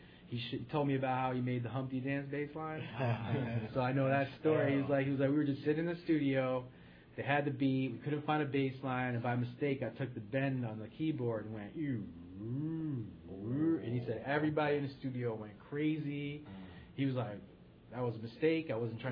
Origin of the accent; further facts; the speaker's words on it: Middletown, Connecticut, United States; in Connecticut, in, you know, my hometown, Middletown.